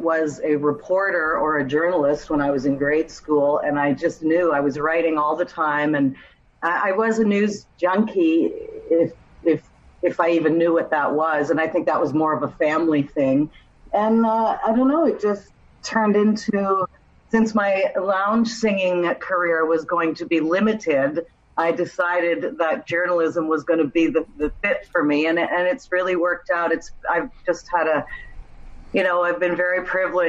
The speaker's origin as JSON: {"language": "English", "town": "Kitchener", "region": "Ontario", "country": "Canada", "tie": "born or raised there", "also_born_or_lived": "Ottawa", "said": "my hometown of Kitchener"}